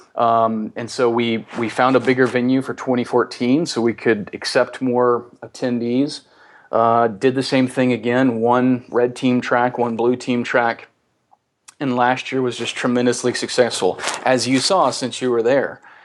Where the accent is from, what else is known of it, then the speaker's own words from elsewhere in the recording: the South, United States; as we say in the South